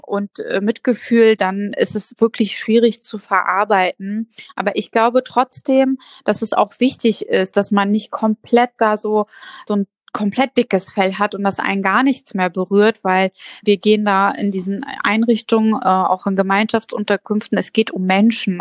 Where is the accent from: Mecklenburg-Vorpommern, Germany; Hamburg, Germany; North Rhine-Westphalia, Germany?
Mecklenburg-Vorpommern, Germany; als Kind in Mecklenburg-Vorpommern anzukommen